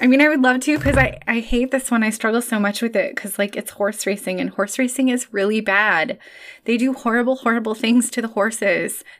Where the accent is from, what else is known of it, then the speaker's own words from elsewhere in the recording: Chicago, Illinois, United States; moved away; as a Chicagoan, formerly, uh, and I still identify as a Chicagoan